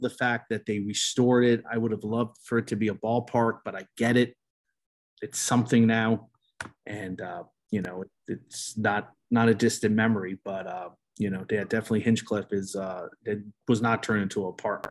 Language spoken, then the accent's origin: English; Colonia, New Jersey, United States; moved away; I grew up in Colonia